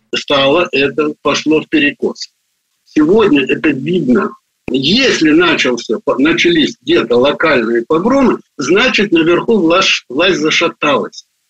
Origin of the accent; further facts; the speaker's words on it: Baku, Azerbaijan; moved away as an adult; also born or lived in Russia / United States; Я родился в Баку